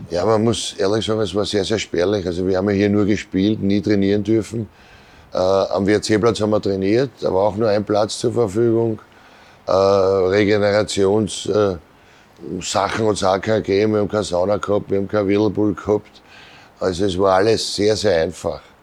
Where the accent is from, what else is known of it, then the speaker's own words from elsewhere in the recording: Vienna, Austria; Ich bin äh, Favoritner, ich bin hier geboren, nicht weit vom Stadion.